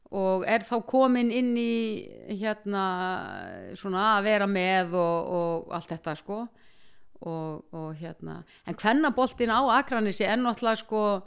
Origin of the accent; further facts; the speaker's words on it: Iceland; ólst upp í Írðúsun og Vestugutu